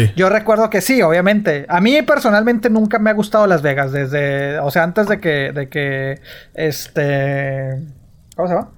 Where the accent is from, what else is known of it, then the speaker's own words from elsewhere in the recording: Mexico; uno como mexicano